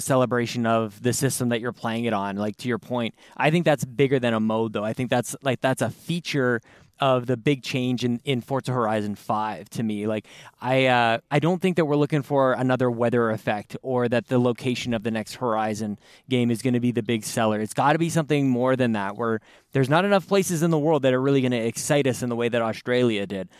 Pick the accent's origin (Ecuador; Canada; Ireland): Canada; Joel and I are, we're both Canadian